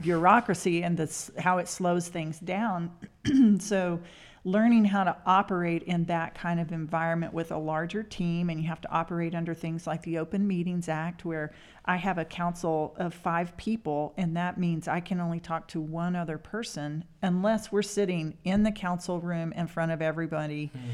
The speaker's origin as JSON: {"language": "English", "town": "Spearman", "region": "Texas", "country": "United States", "tie": "born or raised there", "lives_now": "Amarillo, United States", "said": "I grew up in the Panhandle in Spearmint"}